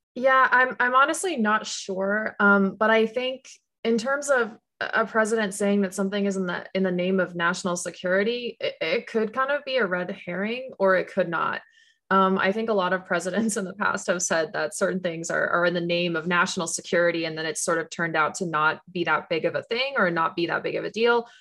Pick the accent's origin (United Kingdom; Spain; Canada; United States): Canada; moved away; I grew up in Canada